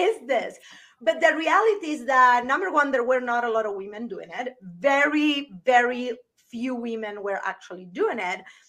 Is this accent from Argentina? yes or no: yes; Argentina; moved away as an adult; also born or lived in Las Vegas, United States; now in United States; I'm from Argentina originally, and I came to the US because I was a really good bartender